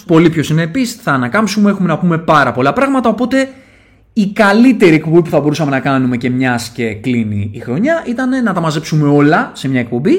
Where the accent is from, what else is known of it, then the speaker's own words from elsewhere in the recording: Athens, Attica, Greece; είμαι και από τα Σεπόλια